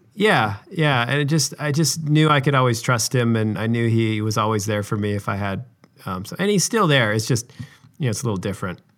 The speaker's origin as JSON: {"language": "English", "region": "Utah", "country": "United States", "tie": "born or raised there", "said": "I grew up in Utah, which is where I live now"}